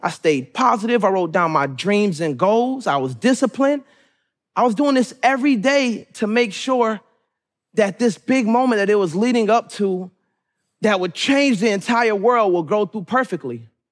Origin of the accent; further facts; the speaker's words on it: Suitland, Maryland, United States; also born or lived in Raleigh, North Carolina; I was born in Raleigh, North Carolina, but was raised majority in Suitland, Maryland, which made me who I am today